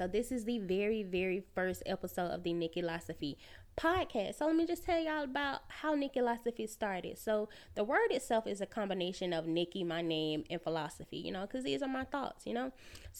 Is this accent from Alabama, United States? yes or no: yes; Alabama, United States; now in Atlanta, United States; I'm 29 years old. I live in Atlanta. I'm from Alabama.